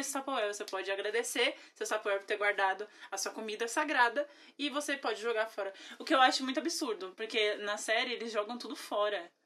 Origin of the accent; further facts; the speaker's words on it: Brazil; como brasileira